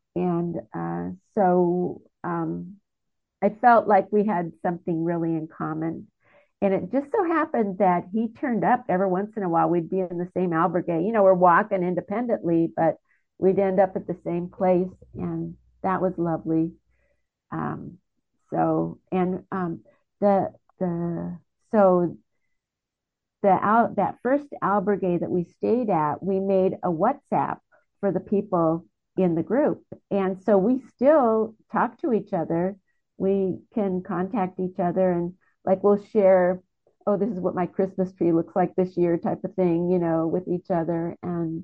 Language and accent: English; United States; I'm an American